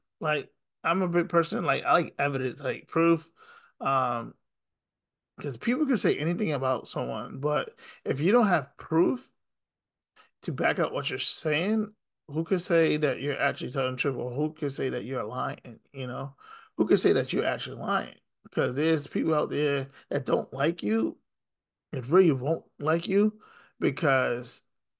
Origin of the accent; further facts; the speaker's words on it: Syracuse, New York, United States; I'm from Syracuse